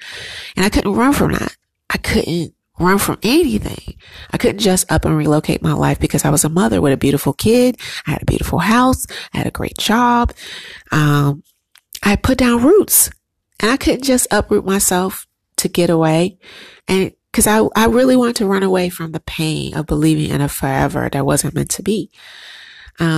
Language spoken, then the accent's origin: English; United States; as a Black American woman